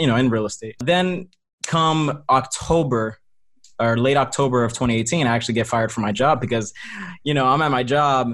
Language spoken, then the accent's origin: English; New Jersey, United States; I'm from Jersey as well, man. Shout out to 973